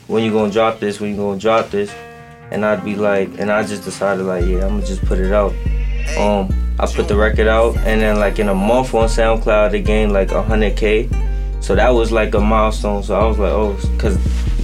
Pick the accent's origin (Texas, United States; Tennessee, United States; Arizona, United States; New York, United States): New York, United States; New York City; I'm from Queens, New York, South Side, to be exact.